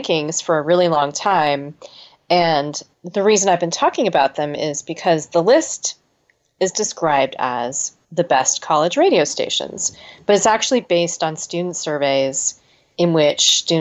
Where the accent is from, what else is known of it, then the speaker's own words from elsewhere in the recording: California, United States; as a Californian